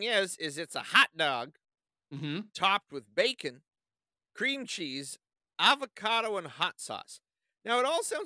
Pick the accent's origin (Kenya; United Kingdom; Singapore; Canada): Canada; as a Canadian